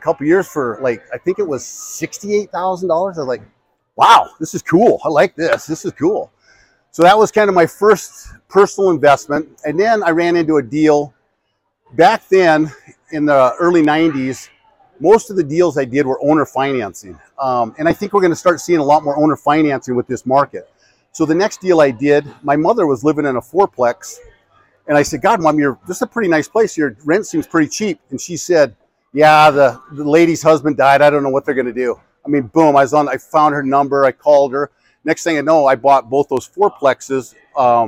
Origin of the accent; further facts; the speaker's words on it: Great Falls, Montana, United States; now in Missoula, United States; I'm from Great Falls